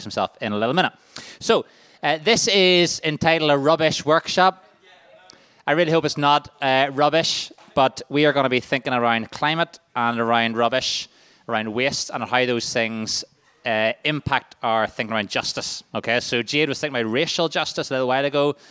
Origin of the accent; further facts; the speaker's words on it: Waringstown, Northern Ireland, United Kingdom; I'm from Waringstown